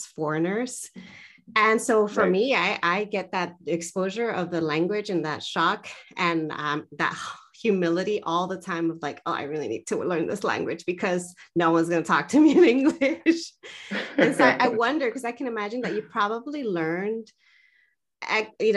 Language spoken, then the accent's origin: English; United States; moved away as an adult; also born or lived in California; I open my mouth and people instantly know I'm from the US